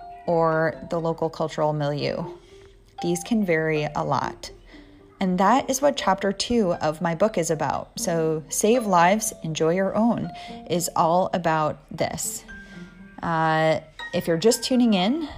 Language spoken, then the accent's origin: English; New Jersey, United States; accent: East Coast; now in Southern California, United States; in New Jersey, where I'm from, we don't have time to say water, so we say water